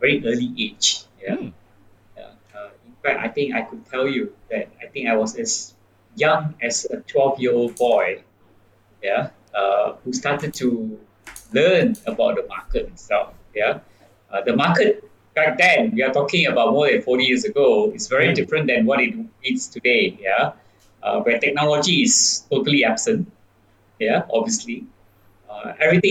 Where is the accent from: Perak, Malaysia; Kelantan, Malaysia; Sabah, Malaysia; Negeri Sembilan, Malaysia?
Negeri Sembilan, Malaysia; Tampin; moved away; I'm from Tampin, in Sembilan. It's a small town.